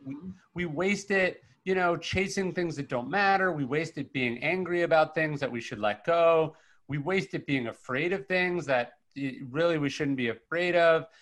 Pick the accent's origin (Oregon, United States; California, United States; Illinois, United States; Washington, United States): California, United States; Sacramento; I come from from Northern California. I grew, I grew up in Sacramento